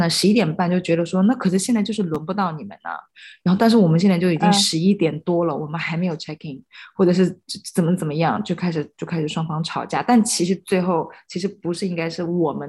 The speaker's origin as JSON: {"language": "Chinese", "country": "China", "said": "我跟他们说我是从中国来的，"}